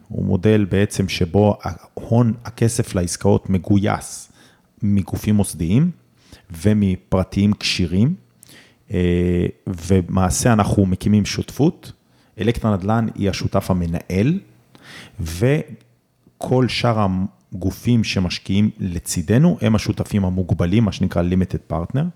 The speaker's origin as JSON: {"language": "Hebrew", "town": "Omer", "region": "Southern District", "country": "Israel", "tie": "born or raised there", "said": "אני גדלתי בעומר, וגדלתי לזוג הורים שכירים"}